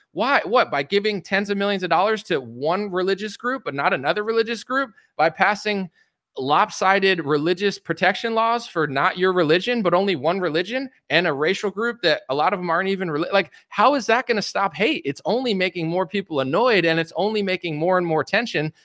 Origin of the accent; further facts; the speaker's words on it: United States; I'm American